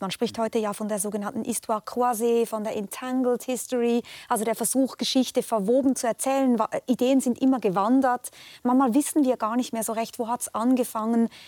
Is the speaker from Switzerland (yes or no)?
yes; Switzerland; mir als Schweizerin